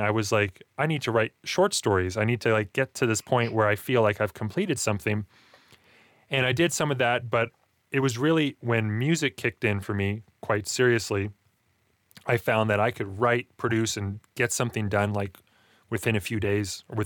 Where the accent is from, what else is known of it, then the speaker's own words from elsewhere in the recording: Alberta, Canada; I grew up in Alberta, Canada.